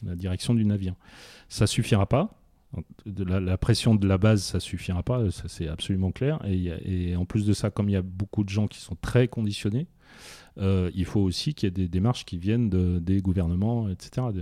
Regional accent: France; on est français

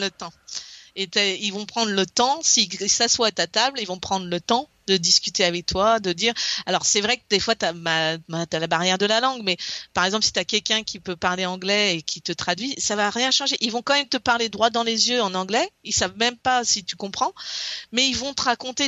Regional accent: Brittany, France; moved away as an adult; now in Alabama, United States; je viens de la Bretagne

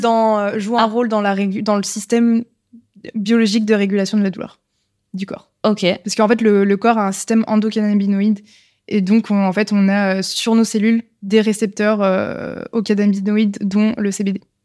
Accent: Lyon, Auvergne-Rhône-Alpes, France; je suis née à Lyon, j'ai toujours vécu à Lyon.

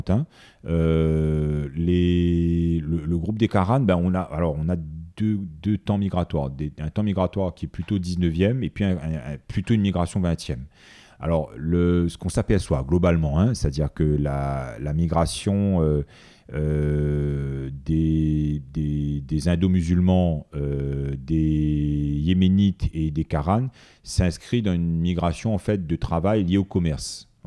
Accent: Réunion, France; d'origine malgache, euh, d'origine comorienne, euh, d'origine euh, indienne, mais la base c'est qu'on est réunionnais.

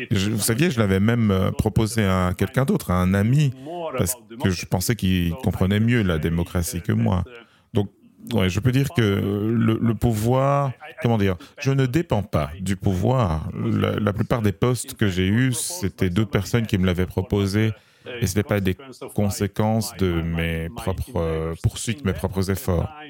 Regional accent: Slovenia; Je suis né en Slovénie, uh, qui était l'une des républiques dans l'ex-Yougoslavie communiste. Et on avait tous été euh, éduqués, élevés dans un esprit, euh, chrétien quelque part.

